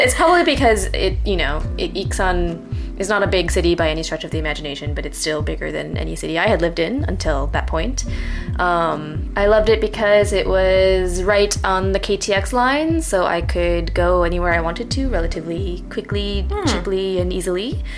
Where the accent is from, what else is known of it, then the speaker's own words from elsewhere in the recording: Midwest, United States; I grew up in the Midwest and I grew up in a place that was surely less diverse and much smaller than Lincoln